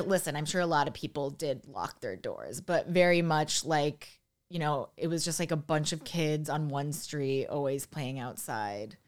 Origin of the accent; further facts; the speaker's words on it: outside of Buffalo, New York, United States; I'm from outside of Buffalo, New York